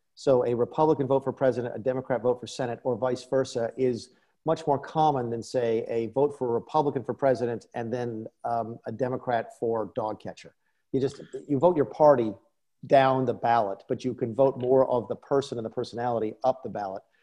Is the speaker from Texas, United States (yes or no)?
no; South Carolina, United States; my home state